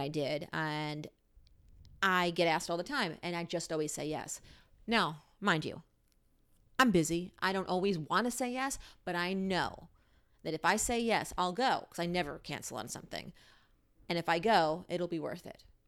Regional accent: New York, United States; now in Washington, DC, United States; I grew up in New York

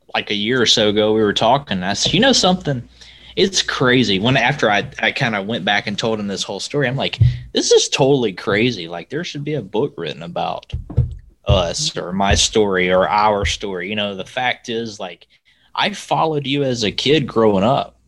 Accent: Alabama, United States; also born or lived in Lowell, Indiana; I'm from Alabama

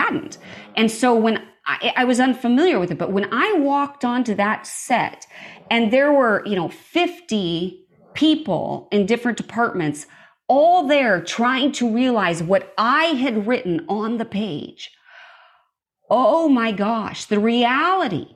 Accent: Montana, United States; I grew up in Montana, out in the middle of nowhere

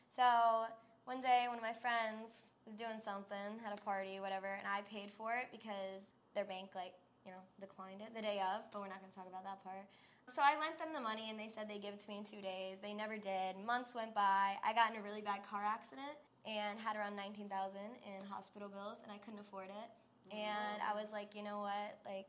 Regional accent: New York, United States; also born or lived in Los Angeles; now in Las Vegas, United States; So originally I'm from New York. My parents are from Slovakia, so I kind of went back and forth quite a bit. And then I lived in Los Angeles for 5 years, and I just moved out to Vegas back in August

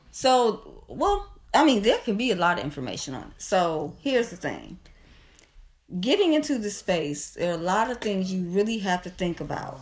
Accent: Kankakee, Illinois, United States; I won't say born, but raised in Kankakee

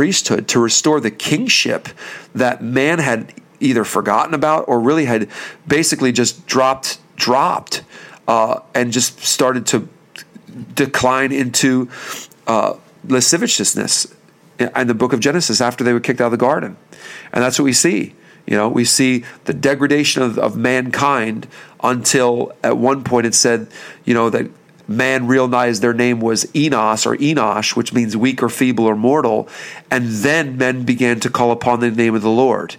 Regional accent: Bethlehem, Pennsylvania, United States; we're from the Bethlehem, Pennsylvania area

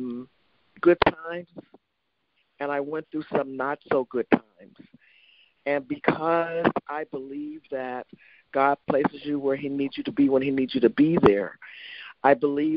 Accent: Youngstown, Ohio, United States; my mom, who was a single mom and growing up in Youngstown, Ohio

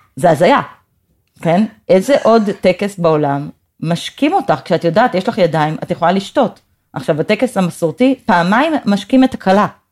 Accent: Jerusalem, Jerusalem District, Israel; also born or lived in United States; אקטיביסטית, פמיניסטית וירושלמית, זה נראה לי ממש, אה, הגדרה של הזהות שלי

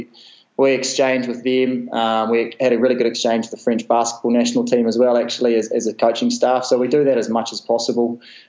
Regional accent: New Zealand; And then after that, especially being a Kiwi, I just loved Christian Cullen.

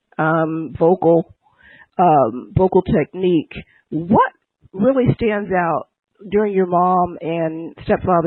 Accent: New Brunswick, New Jersey, United States; I'm from New Brunswick

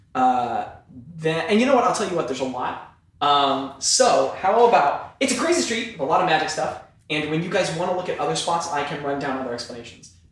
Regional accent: Iowa, United States; moved away; also born or lived in New York; I grew up in Iowa

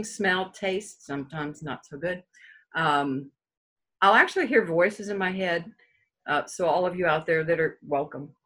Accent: Colorado, United States; also born or lived in Denver, Colorado / Granby, Colorado; I'm from Colorado. I was born in Denver, Colorado. Actually, I was born in Denver, but I lived in the mountains all the time.

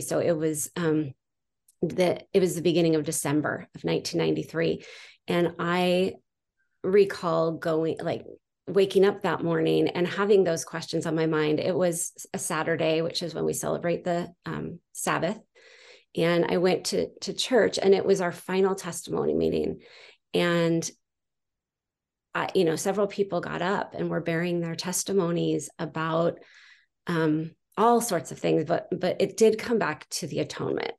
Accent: San Juan Capistrano, California, United States; now in Utah, United States; I grew up in San Juan Capistrano.

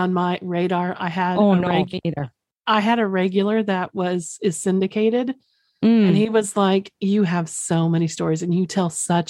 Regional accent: Oklahoma, United States; Mine only comes out because I'm from Oklahoma. So mine, mine only comes out when I say Oklahoma or if I'm drinking or really sleepy.

